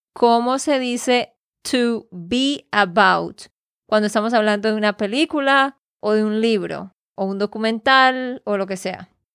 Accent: Santander, Colombia; de Santander, Colombia

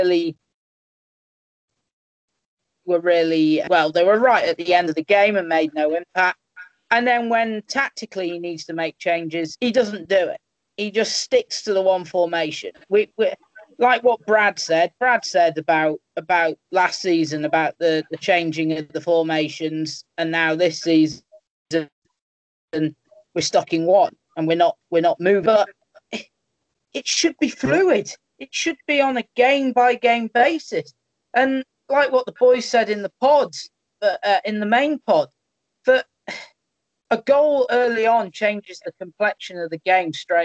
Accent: Crewe, North West England, United Kingdom; my hometown boys

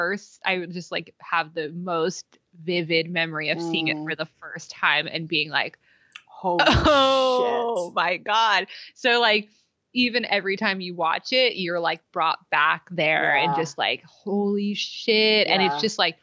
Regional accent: California, United States; I'm still fifth generation California through her

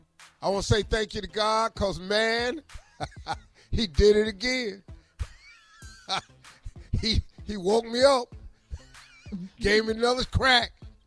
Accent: Cleveland, Ohio, United States; Because Isaiah's 61. I'm 65. He from Chicago. I'm from Cleveland.

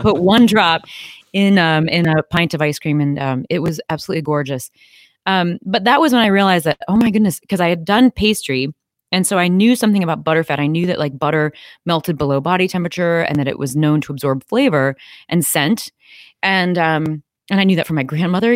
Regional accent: Midwest, United States; I'm from the Midwest, uh, and so we eat ice cream year-round here, and that's, um, something I grew up doing.

